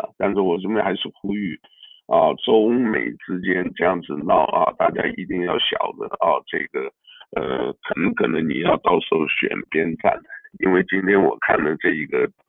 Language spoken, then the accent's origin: Chinese; Taiwan; moved away; 啊，就像我原来这个呃出来啊，我从台湾来出来的时候，我也感觉不一样。